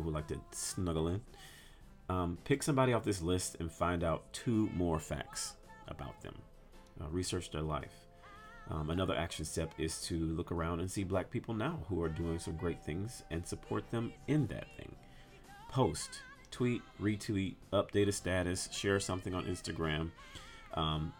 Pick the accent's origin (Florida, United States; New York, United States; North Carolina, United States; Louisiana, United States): Louisiana, United States; I'm from Louisiana